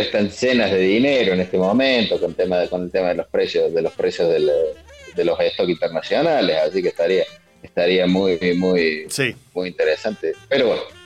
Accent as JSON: {"language": "Spanish", "region": "Córdoba", "country": "Argentina", "said": "yo soy, de Barrio Rogelio Martínez"}